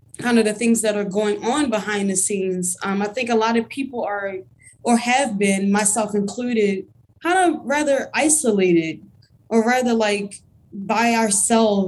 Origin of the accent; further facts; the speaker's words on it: Baltimore, Maryland, United States; moved away as an adult; also born or lived in Philadelphia; I'm from Baltimore